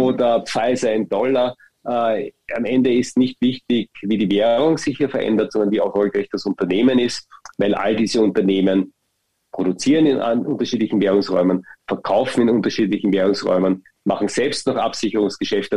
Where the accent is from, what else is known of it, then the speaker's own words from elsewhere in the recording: Austria; Bei uns in Österreich